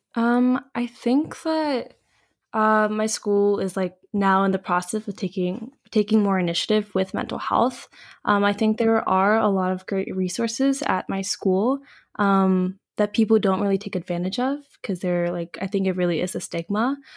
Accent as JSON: {"language": "English", "country": "United States", "said": "I'm Korean American"}